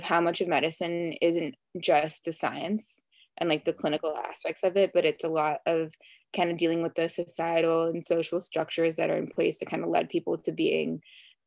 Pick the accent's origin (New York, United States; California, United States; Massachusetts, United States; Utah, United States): California, United States; Los Angeles; also born or lived in West Hollywood, Beverly Hills area; I'm from LA, not too far from USC in Brentwood